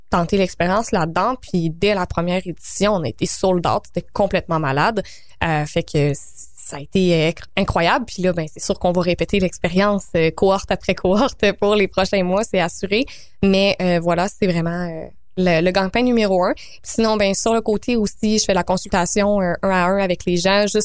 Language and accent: French; Quebec, Canada; ma Beauce natale. Je viens de la Beauce, donc salut à tous les bons